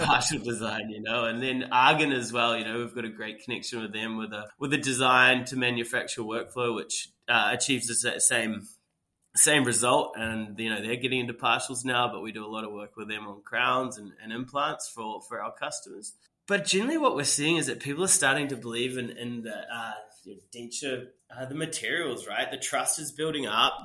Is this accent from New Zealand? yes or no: yes; New Zealand; moved away as an adult; also born or lived in England; I, am from New Zealand. Um, it's where, where, I was born and raised.